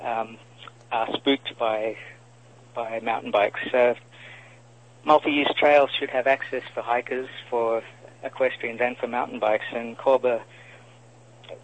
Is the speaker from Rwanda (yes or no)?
no; Australia; now in Los Angeles, United States; From Australia originally.